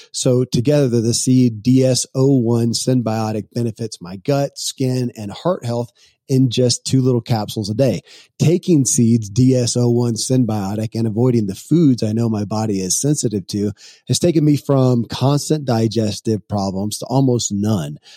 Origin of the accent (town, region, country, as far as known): Kentucky, United States; born or raised there